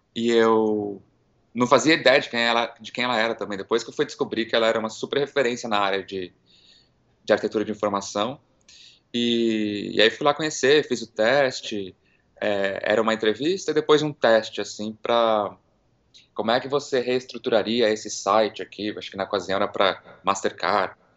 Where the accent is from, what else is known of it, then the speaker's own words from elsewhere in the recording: São Paulo, Brazil; moved away as an adult; also born or lived in Miami / New York; now in San Francisco, United States; Eu nasci em São Paulo, fui criado lá e fiquei por lá até meus vinte e poucos anos.